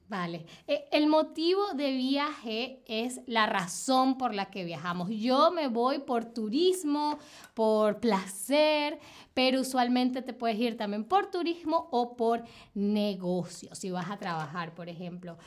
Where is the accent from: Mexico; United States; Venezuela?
Venezuela; yo soy de Venezuela